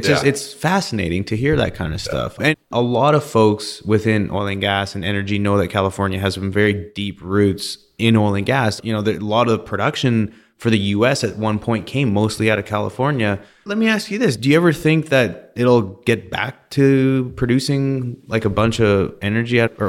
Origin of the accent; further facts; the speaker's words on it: Canada; and I'm from Canada, so I'm going to say it was probably like 15 degrees, 10 degrees Celsius.